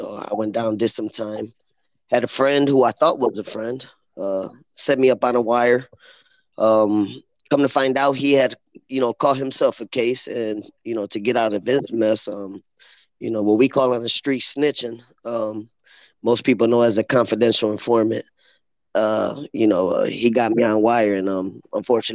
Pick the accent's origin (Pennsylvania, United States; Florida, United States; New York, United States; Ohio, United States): Ohio, United States; Lorain; also born or lived in Chicago, Illinois; I'm born in Chicago, raised in Lorain. Got to Lorain like in 87.